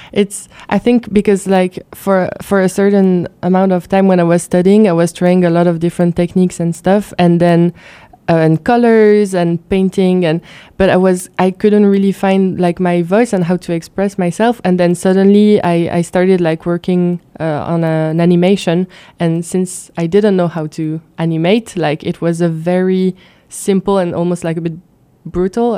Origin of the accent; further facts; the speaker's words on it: Luxembourg; also born or lived in France; I've been living growing up in Luxembourg